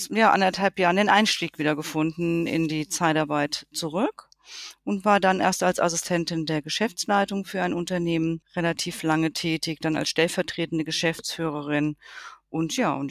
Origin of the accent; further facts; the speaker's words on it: Hesse, Germany; weil ich wollte wieder zurück in meine Heimat. Ich komme nämlich ursprünglich hier aus dem Rhein-Main-Gebiet